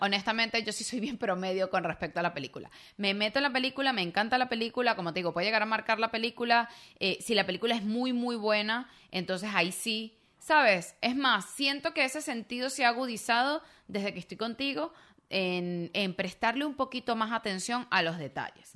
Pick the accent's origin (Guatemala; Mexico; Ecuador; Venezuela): Venezuela